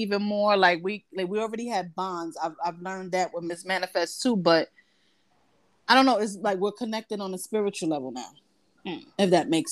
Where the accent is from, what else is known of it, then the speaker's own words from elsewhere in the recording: Brooklyn, New York, United States; moved away as an adult; now in New Jersey, United States; I'm from Brooklyn, BK, but I currently live in Jersey